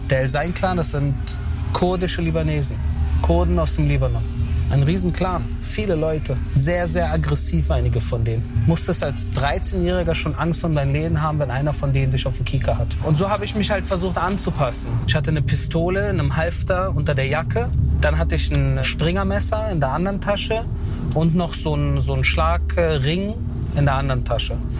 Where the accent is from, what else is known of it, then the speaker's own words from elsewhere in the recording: Berlin, Germany; Mein Leben auf der Straße damals, während meiner Jugend in Berlin-Wedding